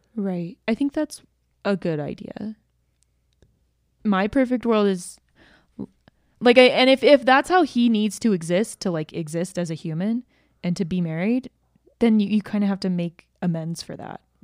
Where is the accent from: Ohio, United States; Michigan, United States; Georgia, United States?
Georgia, United States; moved away as an adult; also born or lived in Utah; I grew up in Georgia